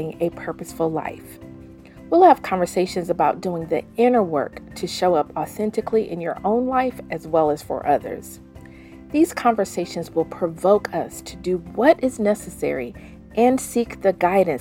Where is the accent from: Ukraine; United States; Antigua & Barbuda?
United States; the South; moved away as an adult; also born or lived in Denver, Colorado; I'm a 40-plus-year-old woman raised in the South, currently splitting my time between the Mile High City and my hometown